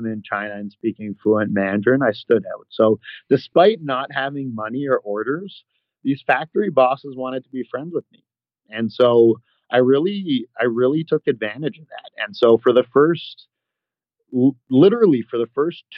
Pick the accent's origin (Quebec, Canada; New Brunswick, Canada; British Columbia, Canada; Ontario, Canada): Ontario, Canada; Toronto; accent: Canadian; moved away as an adult; also born or lived in Alberta / Utah; So I was born and raised in Toronto. I grew up there, and then I spent a little bit of time in Western Canada, in Alberta